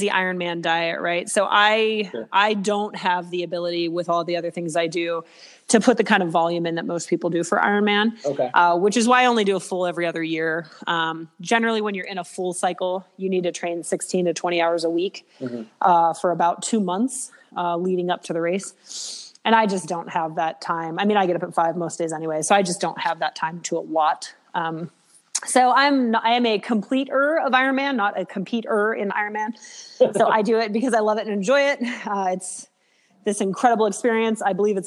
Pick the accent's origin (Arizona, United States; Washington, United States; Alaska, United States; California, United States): Alaska, United States; I am originally from Alaska.